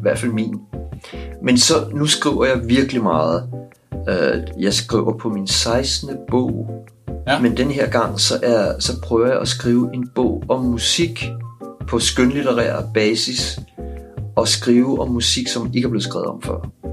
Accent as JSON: {"language": "Danish", "region": "Capital Region of Denmark", "country": "Denmark", "also_born_or_lived": "Vesterbro, Copenhagen", "moved": "yes", "lives_now": "Copenhagen, Denmark", "said": "jeg er fra forstederne"}